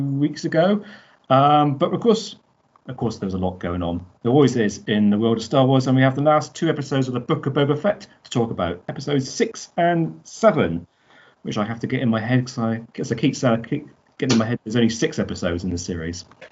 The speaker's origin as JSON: {"language": "English", "country": "United Kingdom", "said": "I am from Great Britain."}